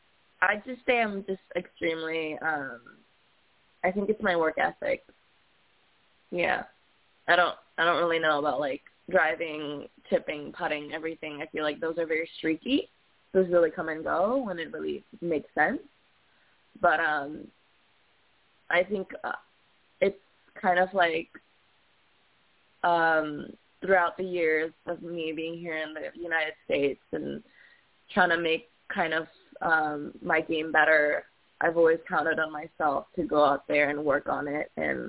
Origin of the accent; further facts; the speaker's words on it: Kuala Lumpur, Malaysia; now in California, United States; I'm not Filipino. I'm Malaysian.